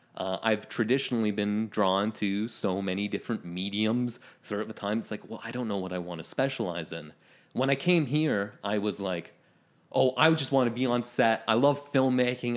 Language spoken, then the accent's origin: English; Ontario, Canada; born or raised there